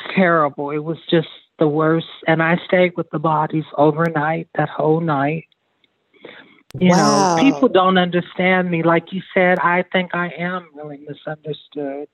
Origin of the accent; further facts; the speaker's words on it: Omdurman, Khartoum, Sudan; moved away; I'm from North Sudan. I'm from Omdurman, which is the most Islamic city in Sudan.